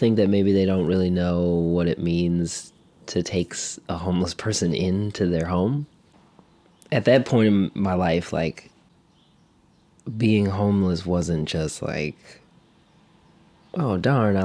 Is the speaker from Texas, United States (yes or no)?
no; Cleveland, Ohio, United States; I grew up in Cleveland, Ohio.